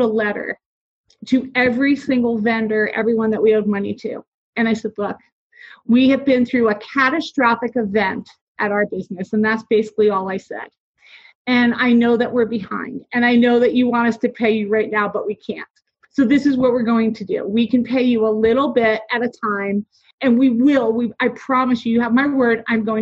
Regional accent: New Jersey, United States; I am from New Jersey

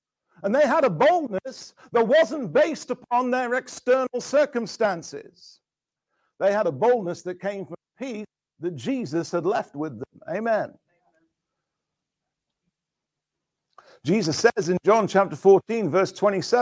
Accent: England, United Kingdom; I'm proud to be English. I like being English.

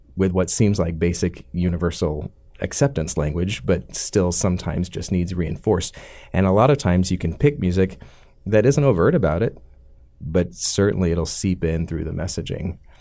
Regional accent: Atlanta, Georgia, United States; born or raised there; also born or lived in Alabama

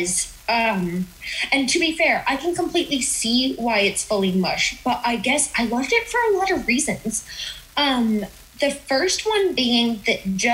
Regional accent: Utah, United States; I grew up in Utah, which is very, very white

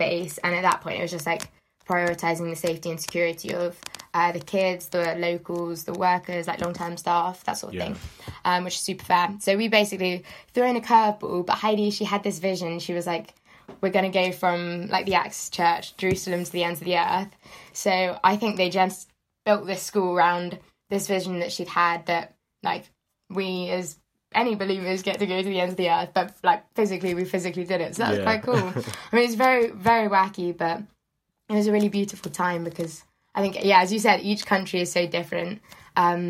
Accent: Devon, South West England, United Kingdom; moved away as an adult; now in Brighton, United Kingdom; I'm originally from Devon. Yeah, so moved across.

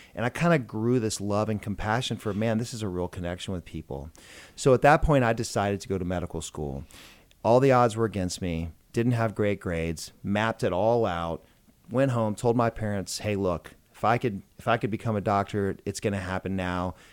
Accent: Georgia, United States; also born or lived in Macon, Georgia / Atlanta, Georgia; I grew up in a small town in Georgia. Macon, Georgia is where I was born

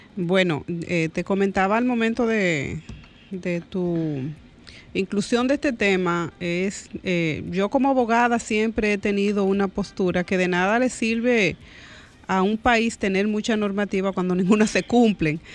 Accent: Dominican Republic; yo como dominicana y como mujer

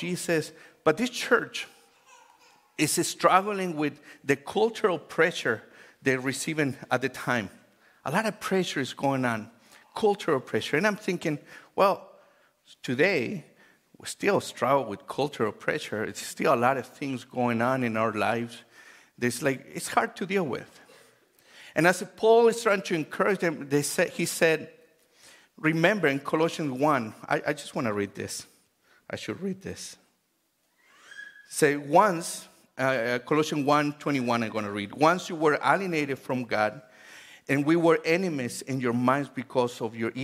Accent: Chile; English is a second language; now in United States; I grew up in Chile

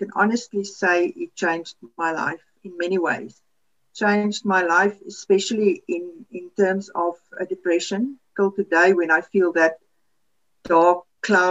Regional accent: Namibia; first language Afrikaans; English is a second language; now in South Africa; We grew up in Namibia.

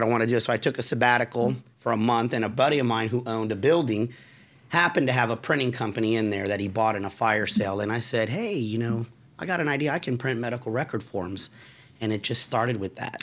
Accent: Forest City, Florida, United States; I was raised in Forest City in Altamont

